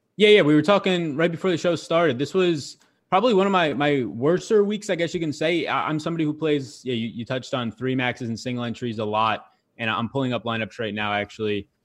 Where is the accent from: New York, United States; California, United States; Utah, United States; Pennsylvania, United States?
Pennsylvania, United States; now in North Carolina, United States; I'm from Pennsylvania